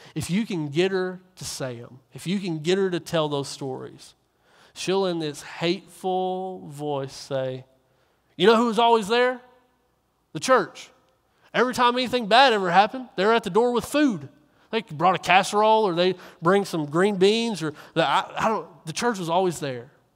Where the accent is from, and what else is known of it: Kentucky, United States; moved away; also born or lived in Coweta, Oklahoma